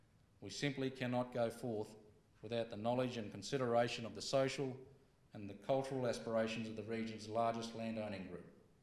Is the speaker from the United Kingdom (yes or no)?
no; Katherine, Northern Territory, Australia; my hometown of Katherine, where I was growing up in the 80s and the 90s.